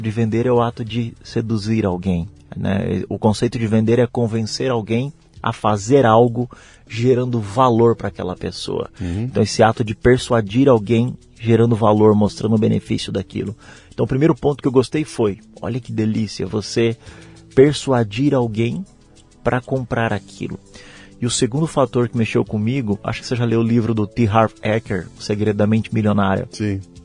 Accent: Cuiabá, Mato Grosso, Brazil; moved away as an adult; now in Curitiba, Brazil; Eu sou de Cuiabá, a capital né, do meu estado

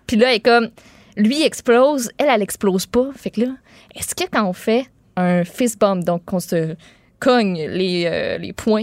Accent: Quebec, Canada

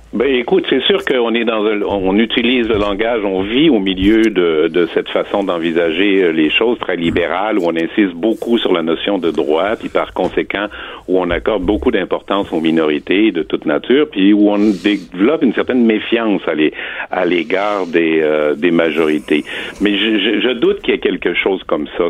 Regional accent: Quebec, Canada; on a toujours été et on demeure des Canadiens qui parlent français. Donc, on est des Canadiens français au sens politique du terme

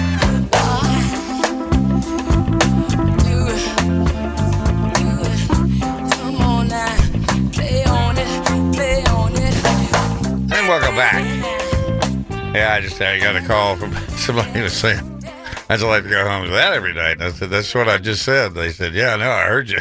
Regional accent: West Texas, United States; when I was growing up in West Texas in the 50s, 60s

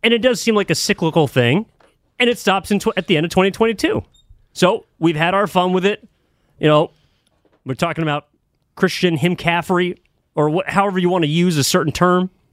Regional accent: East Bay, California, United States; I'm from the East Bay

